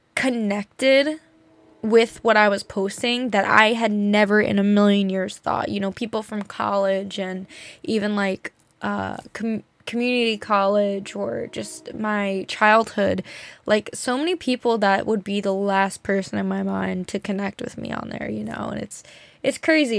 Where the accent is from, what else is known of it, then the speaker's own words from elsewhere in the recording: New Jersey, United States; we grew up in New Jersey, like, in a nice area